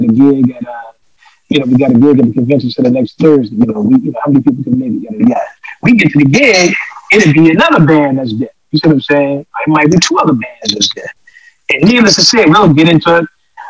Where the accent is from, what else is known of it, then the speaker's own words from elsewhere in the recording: New Orleans, Louisiana, United States; It was growing up in New Orleans and sitting back and looking at the band culture in general.